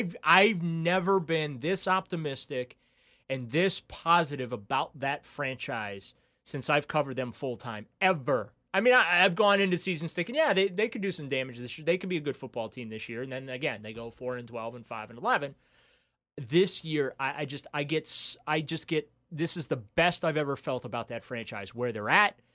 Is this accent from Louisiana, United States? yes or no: yes; New Orleans, Louisiana, United States; I was born in New Orleans